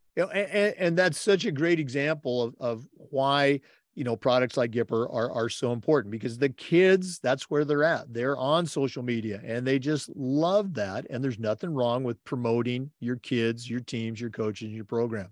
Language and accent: English; United States; also born or lived in Oregon / Washington; now in Florida, United States; I grew up in Oregon and Washington